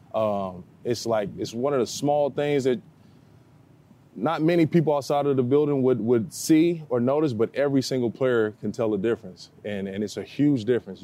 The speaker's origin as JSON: {"language": "English", "town": "Cahokia", "region": "Illinois", "country": "United States", "tie": "born or raised there", "said": "back in my hometown, Cokie, Illinois"}